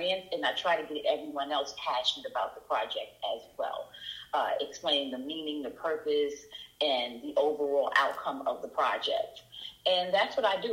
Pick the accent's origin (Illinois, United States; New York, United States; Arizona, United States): New York, United States; New York City; now in Atlanta, United States; I grew up in the South Bronx